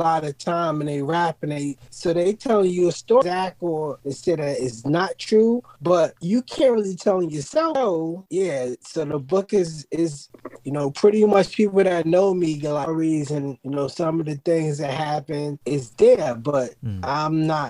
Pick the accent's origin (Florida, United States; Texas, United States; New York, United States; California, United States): New York, United States; Brooklyn; You know, I grew up in Brooklyn, New York, in the streets